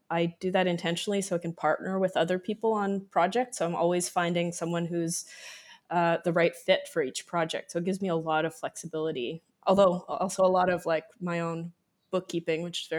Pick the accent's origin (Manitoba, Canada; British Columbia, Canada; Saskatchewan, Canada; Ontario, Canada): Manitoba, Canada; Winnipeg; now in Toronto, Canada; I'm originally from Winnipeg.